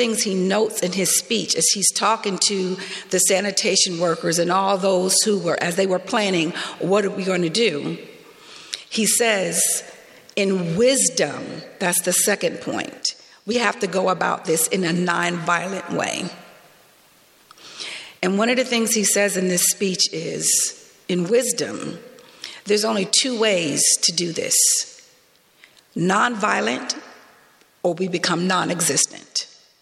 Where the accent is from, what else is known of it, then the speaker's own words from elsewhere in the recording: the southern United States, United States; accent: twang; moved away as an adult; now in Canada; Being African-American from the southern United States, growing up in the South for most of my life